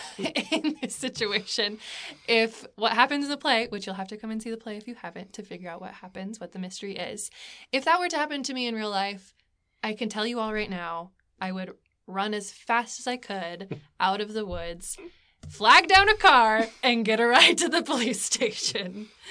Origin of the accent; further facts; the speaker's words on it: Anchorage, Alaska, United States; moved away as an adult; now in Abingdon, Virginia, United States; I am originally from Anchorage, Alaska, the last frontier.